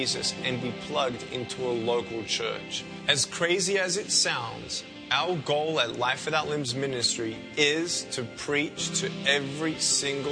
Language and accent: English; Melbourne, Victoria, Australia; I was born in Melbourne, Australia, 1982